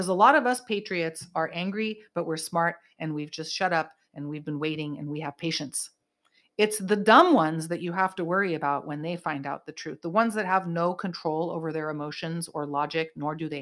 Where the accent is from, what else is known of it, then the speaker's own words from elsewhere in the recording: Bay Area, California, United States; I grew up in the Bay Area.